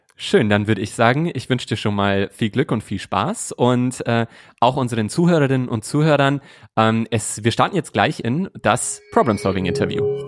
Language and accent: German; Bavaria, Germany; Bayern ist meine Heimat